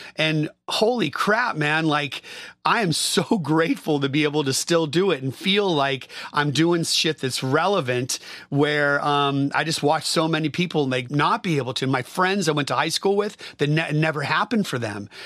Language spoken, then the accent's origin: English; Bay Area, California, United States; I grew up in the Bay Area